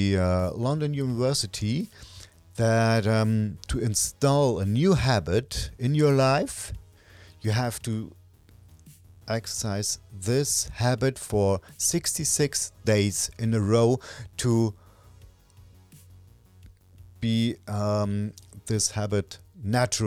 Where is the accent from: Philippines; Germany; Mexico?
Germany; first language German; English is a second language; Natively, I'm from Germany, and natively speaking, I'm German